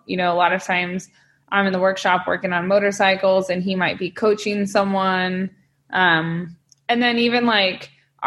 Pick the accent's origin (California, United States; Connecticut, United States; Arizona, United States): California, United States; Northern; now in San Diego, United States; Up in Northern California